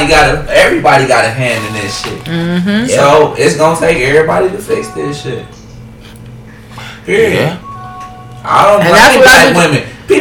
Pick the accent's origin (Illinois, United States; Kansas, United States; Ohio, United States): Ohio, United States; Cleveland; when I was growing up, 131st, I grew up in Lee Harbor. That's the, they say that's the first black suburb in Cleveland.